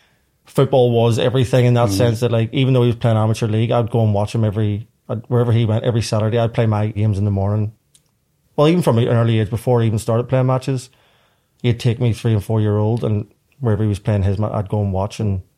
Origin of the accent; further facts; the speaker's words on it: Belfast, Northern Ireland, United Kingdom; I grew up in a housing estate, quite a large housing estate